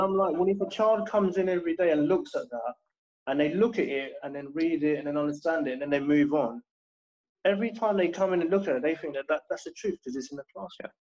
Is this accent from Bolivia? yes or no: no; London, United Kingdom; I grew up in in Battersea in Southwest London